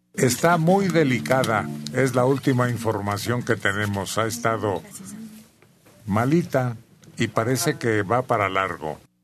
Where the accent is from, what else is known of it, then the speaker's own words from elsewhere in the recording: Celaya, Guanajuato, Mexico; moved away; toda mi vida infantil la pasé en Celaya, Guanajuato